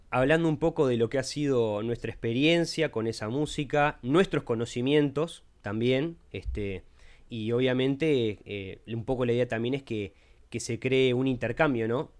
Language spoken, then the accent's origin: Spanish; Montevideo, Uruguay; viví en Uruguay toda mi vida, eso sí. Soy de Montevideo